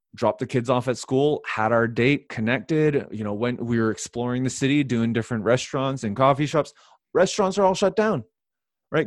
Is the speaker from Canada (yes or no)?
yes; Canada; I'm Canadian